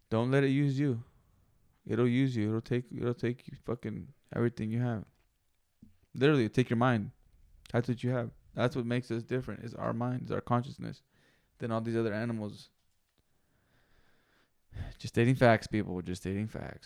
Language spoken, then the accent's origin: English; West Coast, United States; The West Coast